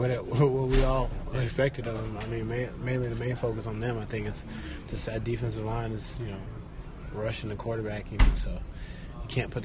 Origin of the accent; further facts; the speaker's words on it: Georgia, United States; now in Florida, United States; I'm from Georgia and been in Florida and all that. That's where I reside.